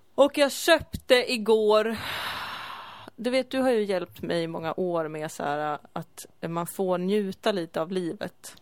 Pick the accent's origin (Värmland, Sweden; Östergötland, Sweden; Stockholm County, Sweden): Stockholm County, Sweden; Stockholm; moved away as an adult; jag kommer från Stockholm men det var länge sedan jag bodde här